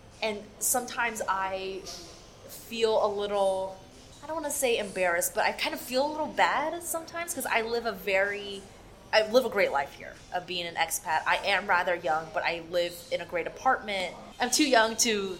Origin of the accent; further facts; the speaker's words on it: Dallas, Texas, United States; moved away as an adult; now in Shanghai, China; I'm from Dallas, Texas in the U.S., but I've been in Shanghai for about a year now.